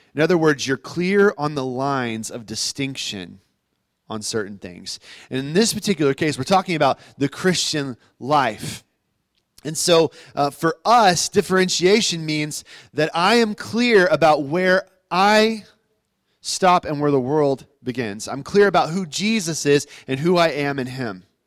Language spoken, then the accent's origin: English; United States; I'm an American. I live in America